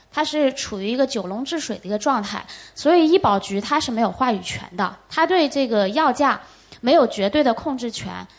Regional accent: China; 我们中国人最大的优势就是勤奋，也聪明

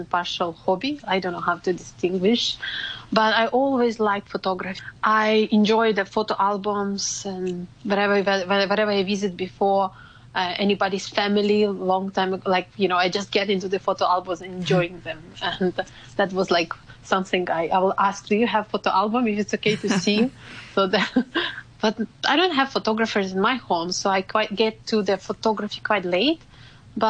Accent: Ukraine; now in Hong Kong; I'm from Ukraine

